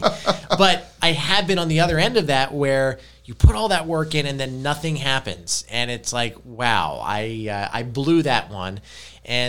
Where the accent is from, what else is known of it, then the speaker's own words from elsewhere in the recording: Brigantine, New Jersey, United States; My grandmother raised me. I grew up in Brigantine.